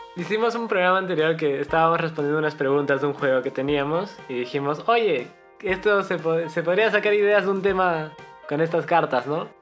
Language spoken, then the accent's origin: Spanish; Cusco, Peru; nosotros somos de Cusco